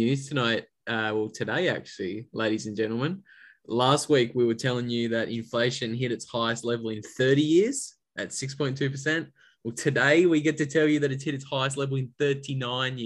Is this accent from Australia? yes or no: yes; Australia; As an Australian bogan